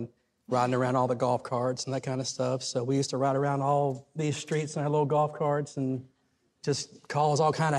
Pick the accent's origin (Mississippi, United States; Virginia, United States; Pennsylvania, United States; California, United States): Mississippi, United States; also born or lived in Nashville, Tennessee; I was born in Nashville, but I was raised in Mississippi, so I didn't grow up here technically, but I spent all my summers here as a kid playing baseball with my cousins in the front yard